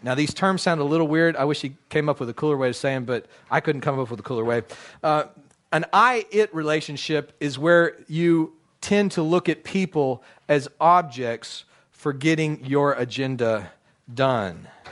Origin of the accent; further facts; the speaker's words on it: United States; also born or lived in Dallas, Texas; as an American